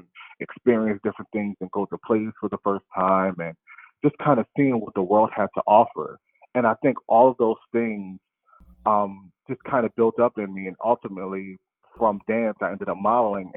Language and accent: English; Camden, New Jersey, United States; I grew up in Camden, New Jersey